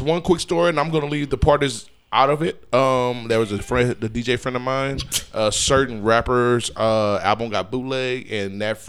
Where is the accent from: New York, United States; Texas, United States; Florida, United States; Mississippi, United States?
Texas, United States; Houston; I'm from Cashmere Gardens. I know. I know where the Hester house is at.